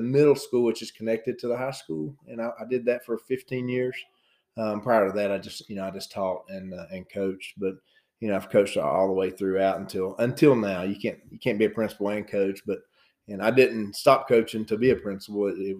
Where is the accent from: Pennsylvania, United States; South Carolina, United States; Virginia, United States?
Virginia, United States; Hiltons; I grew up in a little place called Hilton's, Virginia. It's between Bristol and Gate City.